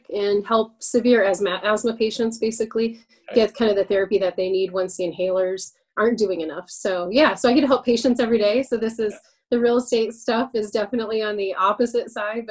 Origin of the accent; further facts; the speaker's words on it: Montana, United States; moved away as an adult; now in Colorado, United States; I'm technically originally from Montana, born and bred. So we both grew up in beautiful states